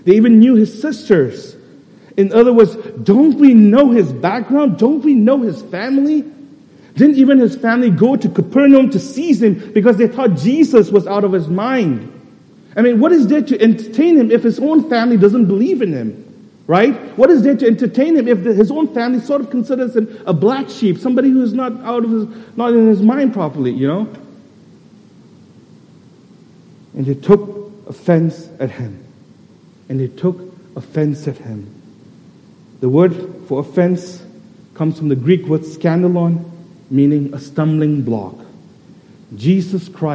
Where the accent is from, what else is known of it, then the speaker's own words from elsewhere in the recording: Kolkata, West Bengal, India; I'm actually from Tangra